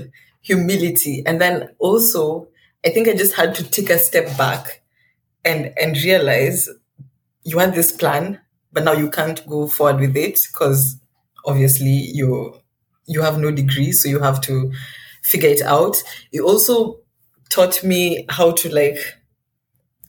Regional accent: Kenya; moved away as an adult; also born or lived in Bordeaux, France / Iceland; now in France; I'm from Kenya, but my home, quote unquote, is from in France is Bordeaux

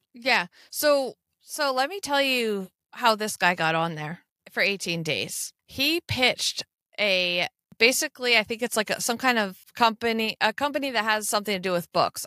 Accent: United States; that's how you can pick out an American, 'cause we just lean on anything near us.

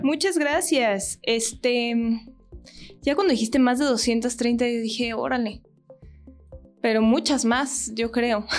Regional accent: Mexico; todos los mexicanos que nos dedicamos a la actuación

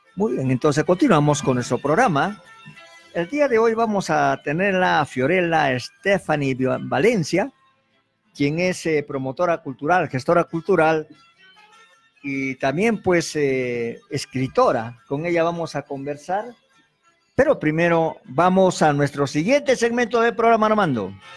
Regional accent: Arequipa, Peru; nosotros como arequipeños

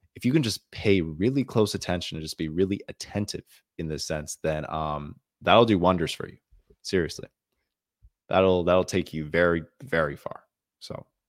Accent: Canada; I'm from the country of Canada

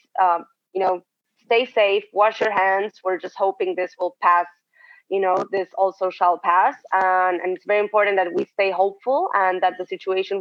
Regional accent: Argentina; now in Israel; I'm also from Argentina, and I work at Waze as a project manager

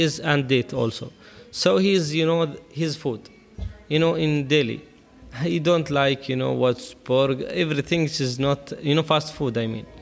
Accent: Bahla, Ad Dakhiliyah, Oman; I'm coming from Bahla. It is very traditional uh, city here in Oman

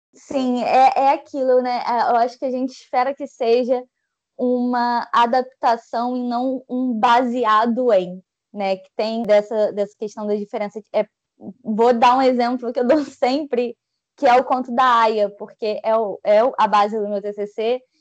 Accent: Rio de Janeiro, Brazil; carioca, 25 anos

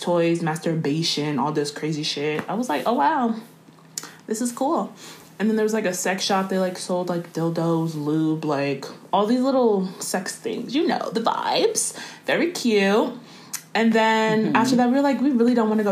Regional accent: Washington, District of Columbia, United States; we're from D.C., so we're not from here

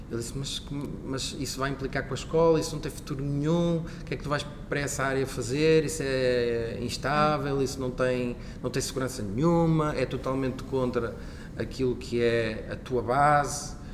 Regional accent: Barcelos, Norte, Portugal; eu sou natural de Barcelos e na altura no Centro Empresarial de Barcelos uh, decorria, então, decorria então essa formação.

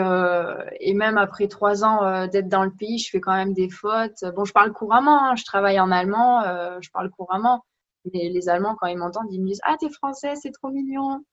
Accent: France; moved away as an adult; now in Germany; en tant que Française, moi, j'ai cet avantage qu'ils me disent Oh, avec ton accent, c'est trop mignon

